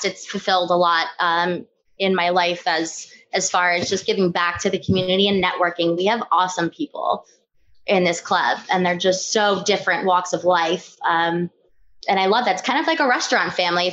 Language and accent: English; Farmingdale, New Jersey, United States; also born or lived in Montana / North Carolina / Asbury Park, New Jersey; I'm originally from Farmingdale.